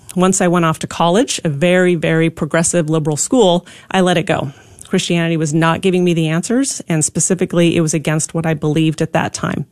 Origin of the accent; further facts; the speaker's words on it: Pacific Northwest, United States; now in Texas, United States; I grew up in the Pacific Northwest